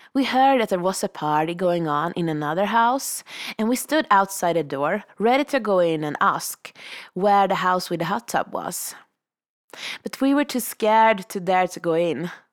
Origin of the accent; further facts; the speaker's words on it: Sweden; moved away as an adult; now in Revelstoke, Canada; I'm a vagabond from Sweden, currently living the powder dream of Revelstoke.